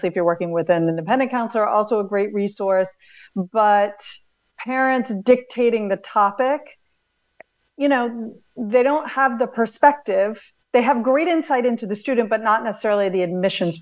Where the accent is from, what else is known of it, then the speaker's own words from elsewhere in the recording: East Coast, United States; I grew up on the East Coast, on the coast